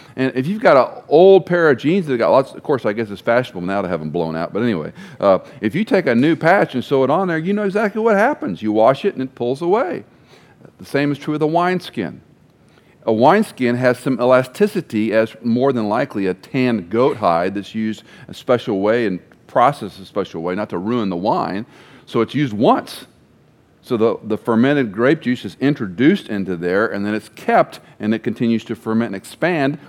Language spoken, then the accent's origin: English; Texas, United States; growing up in Texas